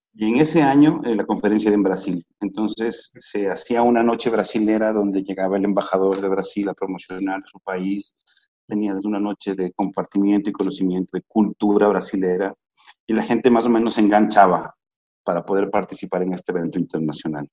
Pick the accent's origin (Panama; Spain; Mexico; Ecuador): Ecuador; soy ecuatoriano al 100%